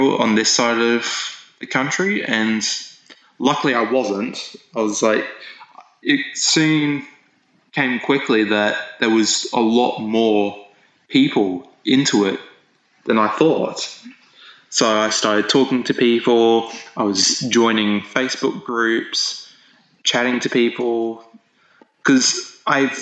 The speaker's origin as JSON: {"language": "English", "town": "Hervey Bay", "region": "Queensland", "country": "Australia", "tie": "born or raised there", "moved": "as an adult", "lives_now": "Brisbane, Australia", "said": "back up to my hometown, which is Hervey Bay"}